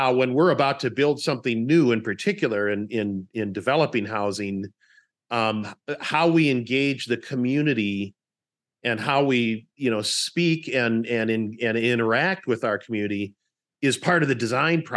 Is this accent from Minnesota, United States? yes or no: yes; St. Paul, Minnesota, United States; I grew up in Rondo over in St. Paul